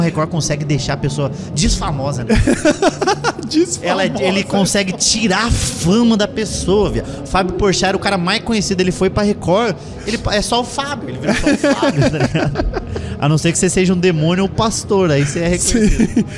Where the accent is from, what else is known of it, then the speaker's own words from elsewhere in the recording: Curitiba, Paraná, Brazil; eu sou curitibano